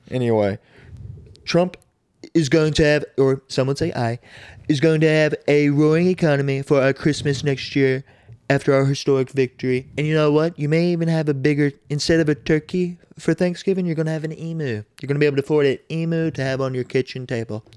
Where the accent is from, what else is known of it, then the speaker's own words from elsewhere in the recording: United States; as the American people